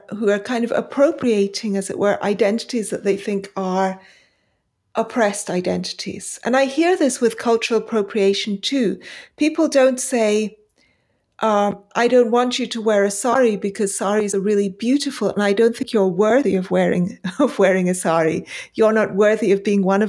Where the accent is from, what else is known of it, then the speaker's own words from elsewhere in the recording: Pakistan; also born or lived in India; now in United Kingdom; I left for Pakistan as a very young, as a babe in arms. And I grew up in Pakistan and returned in the late 70s to the UK.